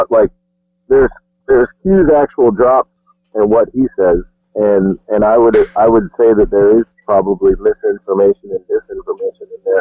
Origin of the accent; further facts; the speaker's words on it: Washington, District of Columbia, United States; I was born in Washington D.C.